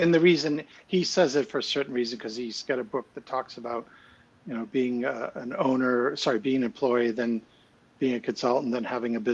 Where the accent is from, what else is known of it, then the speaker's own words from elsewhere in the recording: United States; now in United Kingdom; I'm an American. I have an American passport. I do not have a British passport.